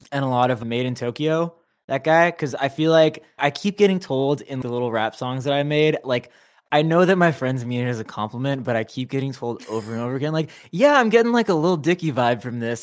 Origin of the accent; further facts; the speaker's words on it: Anaheim, California, United States; moved away as an adult; now in Los Angeles, United States; I was, you know, raised in Anaheim, Orange County, and then now